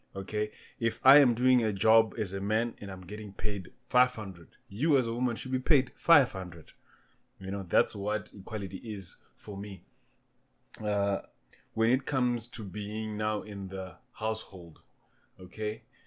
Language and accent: English; Zimbabwe; also born or lived in Namibia; now in South Africa; I was born in Zimbabwe. I reside in South Africa. Uh, stayed in Namibia before